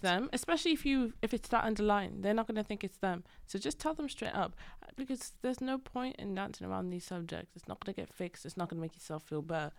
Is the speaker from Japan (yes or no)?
no; Wales, United Kingdom; I grew up in Wales